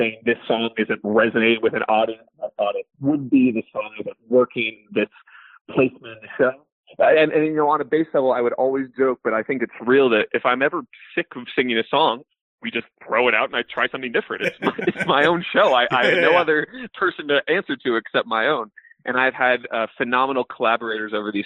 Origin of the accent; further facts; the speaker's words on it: San Francisco, California, United States; I'm from the Bay Area, San Francisco proper